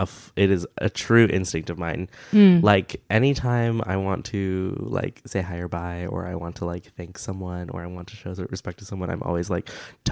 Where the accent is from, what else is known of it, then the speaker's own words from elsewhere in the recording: United States; born and raised in America.